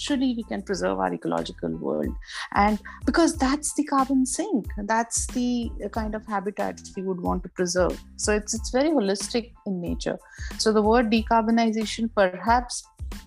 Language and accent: English; Nagpur, Maharashtra, India; I came back to my hometown. I actually joined National Environmental Engineering Research Institute